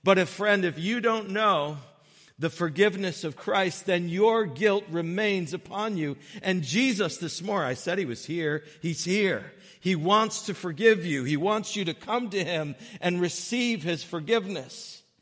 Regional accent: Connecticut, United States; when I was young, growing up in Connecticut with my mom and dad

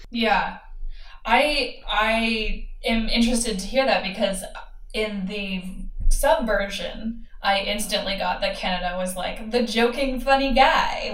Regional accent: United States; as an American

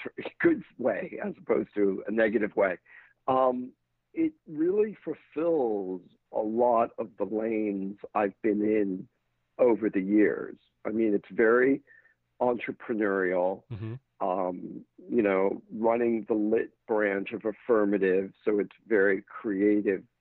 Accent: London, United Kingdom; moved away as an adult; now in United States; I had a couple of years in the States, but I uh, essentially I grew up in London moved out here at 18 to go to UCLA.

